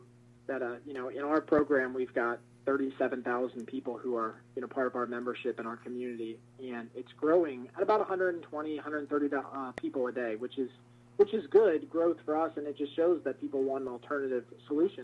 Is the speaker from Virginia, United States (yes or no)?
yes; Northern Virginia, United States; moved away as an adult; also born or lived in Colorado / Pennsylvania; now in Pittsburgh area, Pennsylvania, United States; I grew up most of my life in Virginia, Northern Virginia, right outside of Washington, D.C.